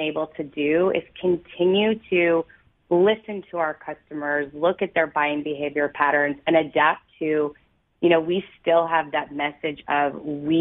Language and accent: English; Toronto, Ontario, Canada; also born or lived in St. Catharines; I was born and raised in Toronto